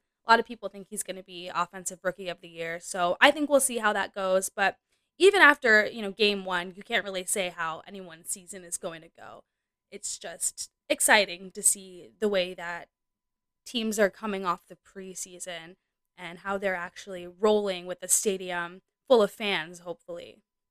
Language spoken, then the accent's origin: English; New Jersey, United States; I'm from Jersey